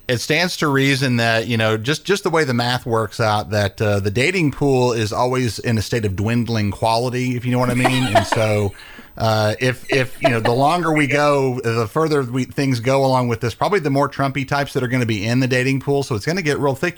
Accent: Texas, United States; growing up in Texas, I know a lot of Republican people.

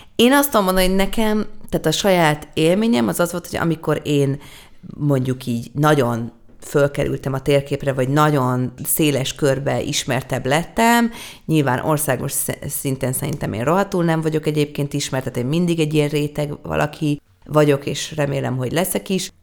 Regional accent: Hungary; nekem sikerül magyarként egy nagy nemzetközi karriert befutnom

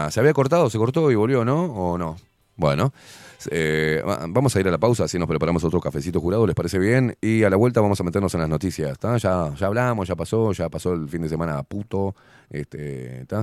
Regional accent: Uruguay; quiero estar aburrido, porque soy uruguayo, no puedo tener onda

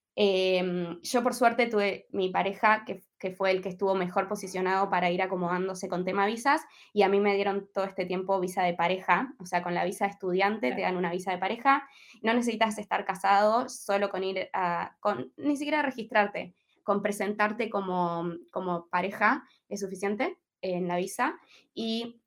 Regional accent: Comodoro Rivadavia, Chubut, Argentina; moved away as an adult; now in Australia; con la gente con la que vivo somos todos argentinos

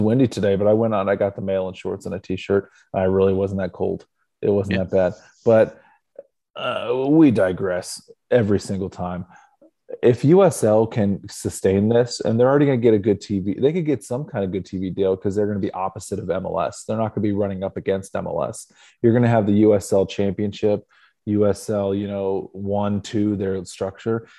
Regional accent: Northeast Ohio, United States; I was born in Northeast Ohio to a family of Clevelanders

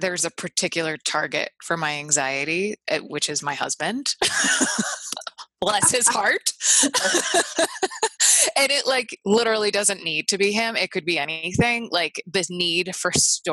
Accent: Northeast, United States; I'm from the Northeast, where it's like puritanical values

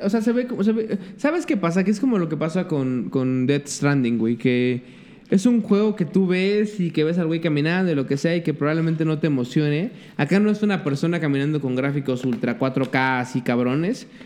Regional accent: Mexico; como pinche mexa

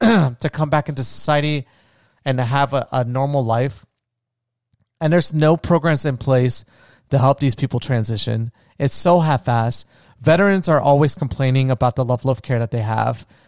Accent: United States; as an American

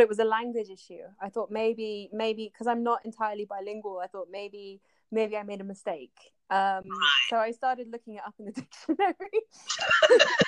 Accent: United Kingdom; also born or lived in France / Japan; I live in the UK currently. Um, I'm British and French

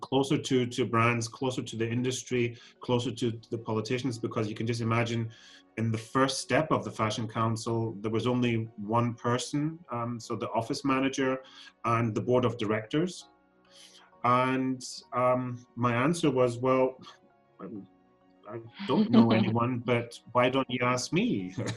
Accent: Germany; also born or lived in Scotland; I'm Scottish born. So um, I was born and raised in Scotland, but grew up then in Germany

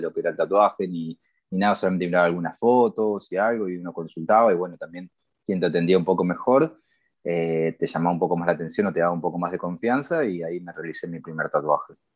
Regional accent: Buenos Aires, Argentina; now in Barcelona, Spain; yo nací en Buenos Aires, Argentina

